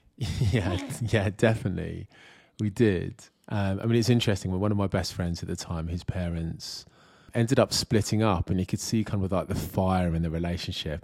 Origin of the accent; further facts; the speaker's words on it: Kent, South East England, United Kingdom; I was born in Kent in the UK